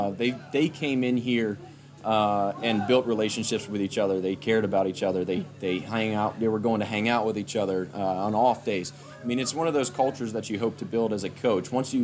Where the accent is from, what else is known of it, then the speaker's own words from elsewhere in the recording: Sandusky, Ohio, United States; I was born in Sandusky, Ohio, which is about an hour west of Cleveland.